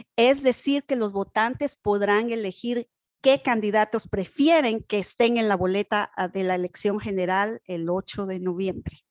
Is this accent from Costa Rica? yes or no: no; Guatemala; now in North Carolina, United States; Yo soy de Guatemala